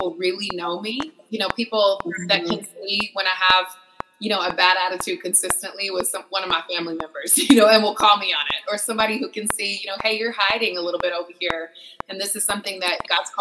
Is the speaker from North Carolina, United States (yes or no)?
yes; North Carolina, United States; moved away as an adult; I was born and raised in the Southeast in North Carolina, and I lived there for 21 years and loved it